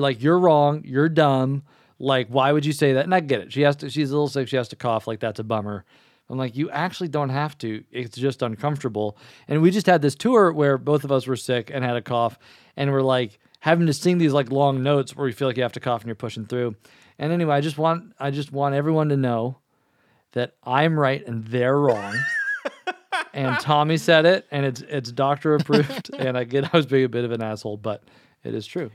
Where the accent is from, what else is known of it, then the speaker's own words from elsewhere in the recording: Kentucky, United States; I'm from Kentucky